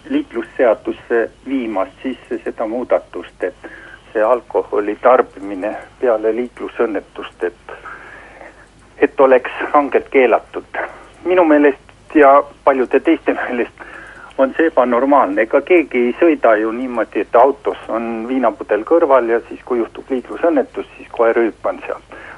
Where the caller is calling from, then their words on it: Järva-Jaani, Järva County, Estonia